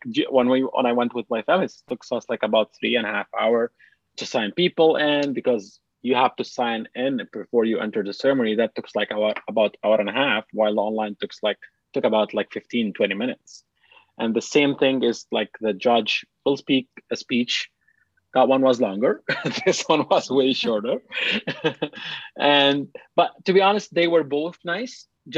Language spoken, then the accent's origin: English; Lebanon; also born or lived in Dubai; now in Canada; I'm a Palestinian refugee in Lebanon